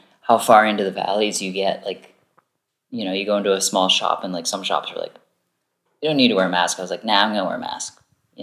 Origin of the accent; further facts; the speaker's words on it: East Coast of Canada, Canada; moved away; I'm originally from the east coast of Canada